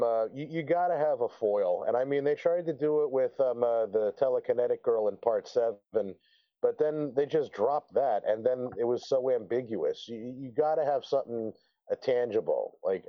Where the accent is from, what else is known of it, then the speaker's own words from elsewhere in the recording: New Jersey, United States; also born or lived in Las Vegas, Nevada; now in Arizona, United States; coming from Las Vegas, where I'm originally from, to I grew up in New Jersey, then we moved to Las Vegas.